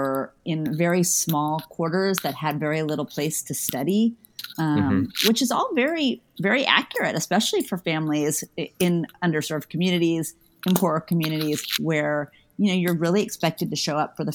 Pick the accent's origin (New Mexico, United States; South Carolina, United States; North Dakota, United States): New Mexico, United States; I grew up in New Mexico, and it was a very big cultural sort of very popular culture in Albuquerque as well